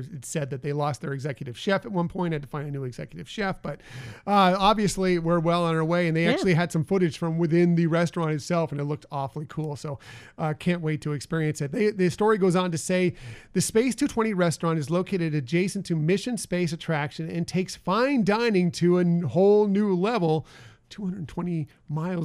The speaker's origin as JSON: {"language": "English", "region": "West Coast", "country": "United States", "tie": "born or raised there", "said": "I grew up here on the West Coast"}